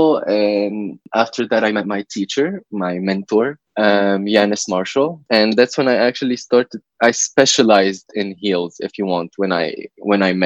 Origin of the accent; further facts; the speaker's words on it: Lebanon; Lebanese, 23 years old